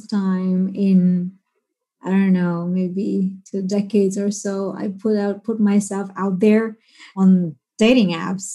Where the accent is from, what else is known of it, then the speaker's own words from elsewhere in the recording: Bahrain; I grew up in Bahrain